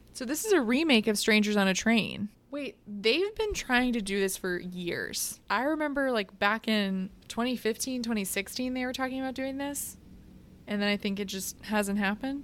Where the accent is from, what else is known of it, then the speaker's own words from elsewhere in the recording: Midwest, United States; I'm from the Midwest.